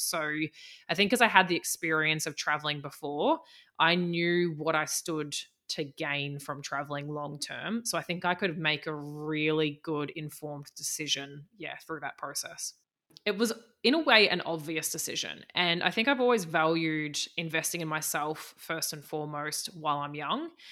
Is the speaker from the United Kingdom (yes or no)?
no; Australia; moved away as an adult; also born or lived in New Zealand; I am Australian, and I lived for about the la, past five years in New Zealand